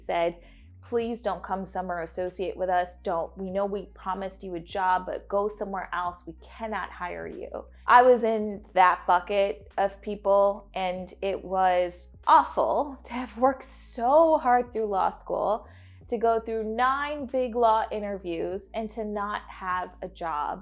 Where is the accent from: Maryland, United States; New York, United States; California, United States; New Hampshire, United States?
New York, United States; New York City; moved away as an adult; also born or lived in Atlanta, Georgia / Buffalo, New York / India; I grew up in Queens.